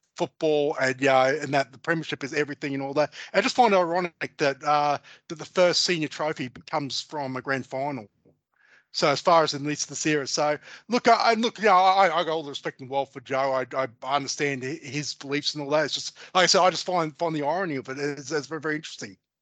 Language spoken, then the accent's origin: English; Australia; we as Australian sports uh, followers and football supporters